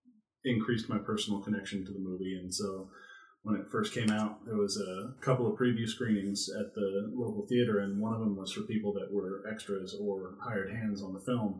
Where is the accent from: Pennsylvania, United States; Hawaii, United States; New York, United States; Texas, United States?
Hawaii, United States; Kauai; I grew up on Kauai